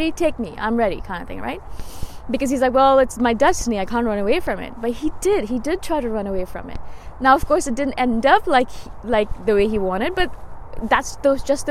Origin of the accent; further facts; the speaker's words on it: India; I'm Indian